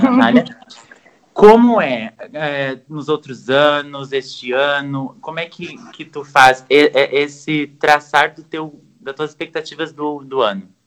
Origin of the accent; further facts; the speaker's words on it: Brazil; nós brasileiros